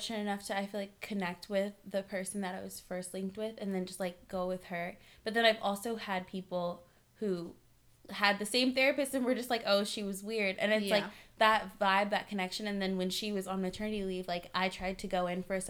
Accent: Culver City, California, United States; I grew up like in Culver City, so like super diverse

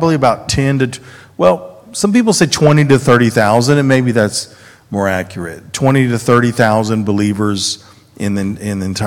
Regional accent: the South, United States; accent: southern; moved away as an adult; now in Israel; I'm from the South

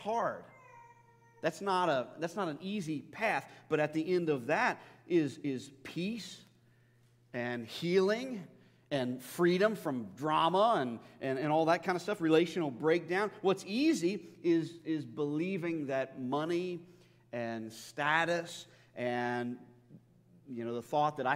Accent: United States; American Christians

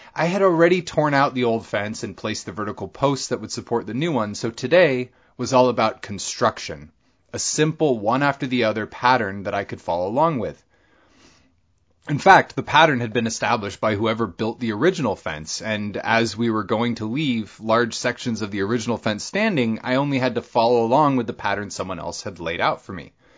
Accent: Bellingham, Washington, United States; born or raised there

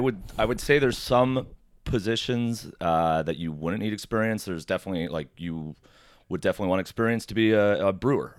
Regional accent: Oakville, Ontario, Canada; also born or lived in Mississauga; now in Toronto, Canada; I was born in Mississauga, grew up in Oakville, and then moved to Toronto

